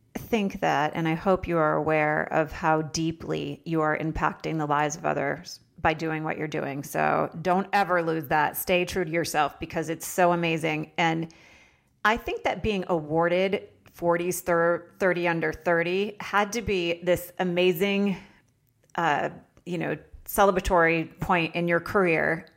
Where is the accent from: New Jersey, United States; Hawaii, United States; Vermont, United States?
Vermont, United States; I lived in Vermont